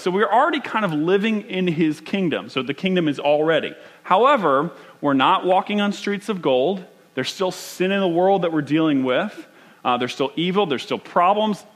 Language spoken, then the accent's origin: English; United States; as American as you get